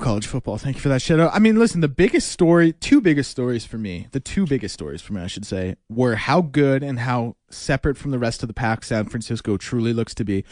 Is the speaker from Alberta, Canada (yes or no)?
yes; Edmonton, Alberta, Canada; also born or lived in Calgary; We had been in Edmonton for about three years at that point, two or three years